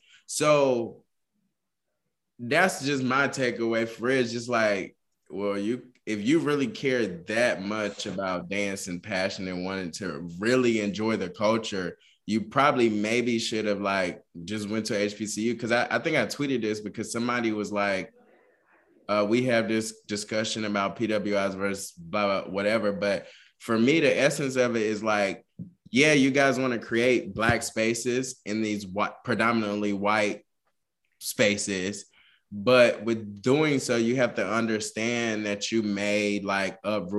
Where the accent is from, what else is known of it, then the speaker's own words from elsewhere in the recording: the South, United States; I'm from the South. So band culture down here is a big, big thing.